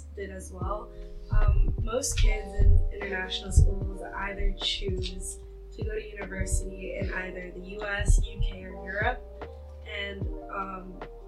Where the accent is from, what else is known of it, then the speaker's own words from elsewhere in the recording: Jakarta, Indonesia; moved away; I'm from Jakarta, Indonesia